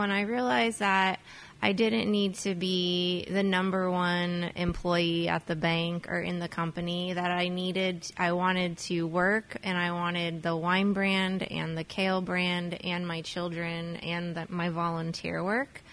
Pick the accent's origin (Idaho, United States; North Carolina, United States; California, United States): California, United States; Stockton; moved away as an adult; now in Napa, United States; I grew up in San Joaquin Valley in Stockton, California, which is the Central Valley here in California